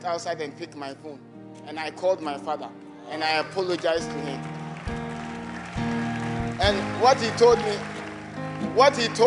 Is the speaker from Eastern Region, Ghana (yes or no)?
yes; Amanokrom, Eastern Region, Ghana; I'm from Amanokrom constituency